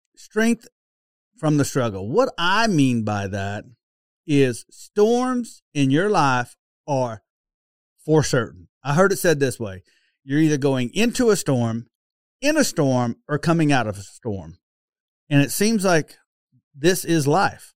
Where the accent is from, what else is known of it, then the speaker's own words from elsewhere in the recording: Oklahoma, United States; accent: Okie; my oaky accent